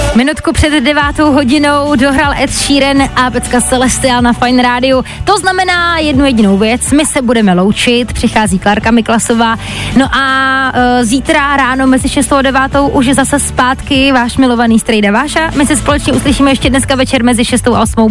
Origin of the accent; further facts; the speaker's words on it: Hradec Králové, Hradec Králové Region, Czechia; v Hradci Králové, odkud pocházím